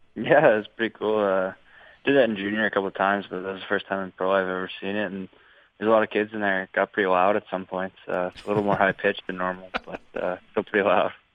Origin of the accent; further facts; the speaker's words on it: Saskatchewan, Canada; moved away; also born or lived in British Columbia; I'm from Saskatchewan